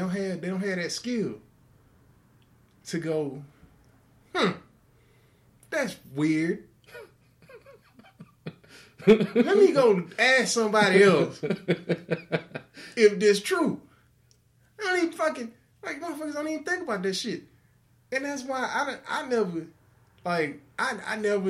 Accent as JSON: {"language": "English", "country": "United States", "said": "I'm also an American"}